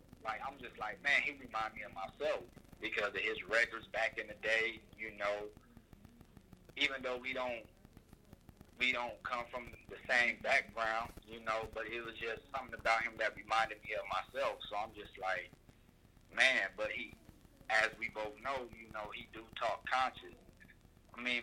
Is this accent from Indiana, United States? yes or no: yes; Anderson, Indiana, United States; now in Philadelphia, United States; I'm from Indiana, Anderson, Indiana